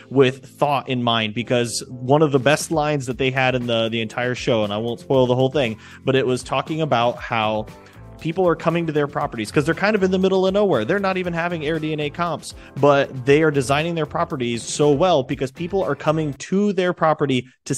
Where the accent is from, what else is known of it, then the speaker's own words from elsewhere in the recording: Fort Wayne, Indiana, United States; you and I were both Midwest boys at heart. You know, I'm from Fort Wayne, Indiana.